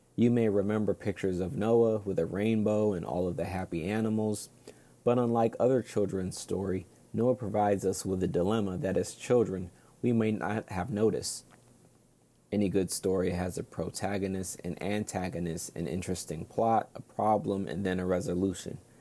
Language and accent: English; Hawaii, United States; moved away; also born or lived in Brooklyn, New York; I was born in Hawaii, which is known as the rainbow state